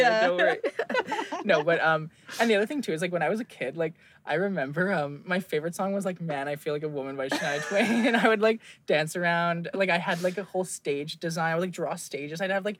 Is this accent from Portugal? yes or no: no; England, United Kingdom; born there; My parents, so my dad's was from England. I was born in England, blah, blah, blah.